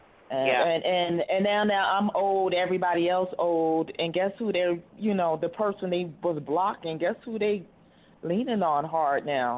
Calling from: Arizona, United States; I'm calling from Arizona

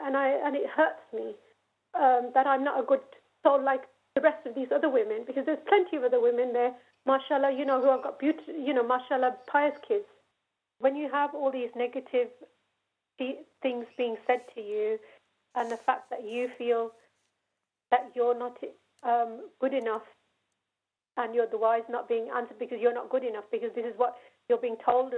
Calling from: Birmingham, West Midlands, United Kingdom; I'm phoning from Birmingham.

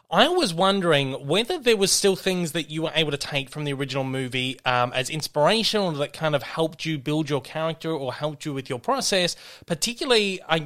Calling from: Australia; I'm calling in from Australia this morning.

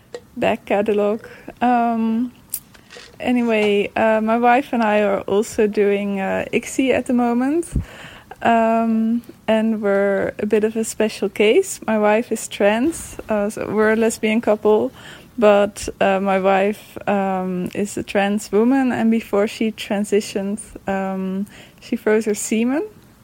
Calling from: Netherlands; I'm calling in from the Netherlands.

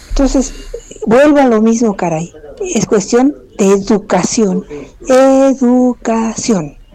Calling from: Naucalpan, State of Mexico, Mexico; Buenos días a ambas. Este … de Naucalpan.

